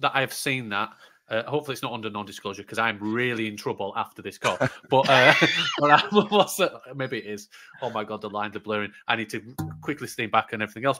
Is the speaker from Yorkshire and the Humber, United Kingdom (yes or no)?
yes; Yorkshire and the Humber, United Kingdom; I'm from Yorkshire, still love it